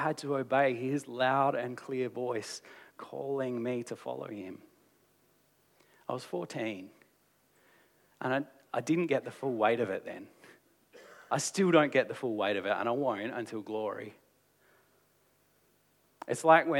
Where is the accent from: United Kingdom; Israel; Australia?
Australia; as an Australian culture